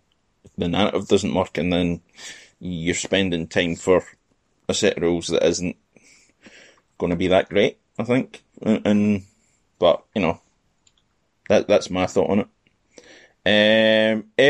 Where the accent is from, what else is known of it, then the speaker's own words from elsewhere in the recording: Scotland, United Kingdom; first language Scottish Gaelic; English is a second language; My little cousin, she grew up in Uist, one of the islands, and they speak Gaelic. And it's my mother tongue, but cannot understand a bloody word of what they say.